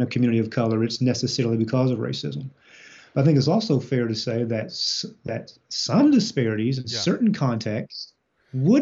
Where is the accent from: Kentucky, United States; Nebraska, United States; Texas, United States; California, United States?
Kentucky, United States; Eastern; I grew up in Eastern Kentucky